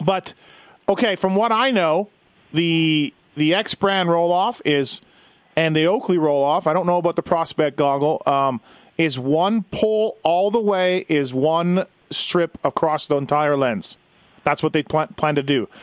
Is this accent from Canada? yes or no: yes; Canada; I'm Canadian